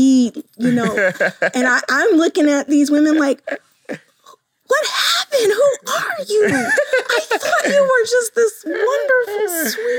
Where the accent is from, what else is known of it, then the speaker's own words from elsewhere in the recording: Columbus, Ohio, United States; Born in Columbus, Ohio.